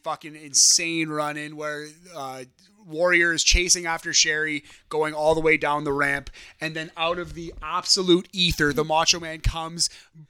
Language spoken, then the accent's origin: English; Toronto, Ontario, Canada; we're two guys from Toronto.